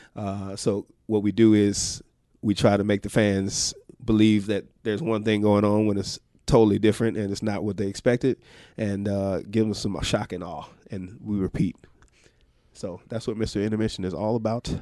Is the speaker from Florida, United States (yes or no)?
no; Atlanta, Georgia, United States; moved away; Georgia, originally. Uh, Grady Baby, for those of you who know, uh, Atlanta very well, downtown Atlanta is where Grady Hospital is